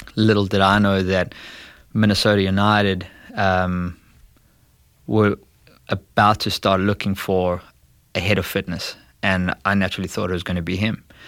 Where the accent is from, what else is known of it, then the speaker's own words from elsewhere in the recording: South Africa; moved away as an adult; now in St. Louis, United States; I was born and bred there. I was there for the first twenty years of my life